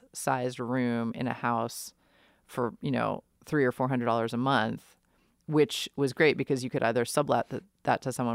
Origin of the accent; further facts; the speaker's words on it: New York City, New York, United States; moved away; I grew up in New York City and I played in bands in the late 90s.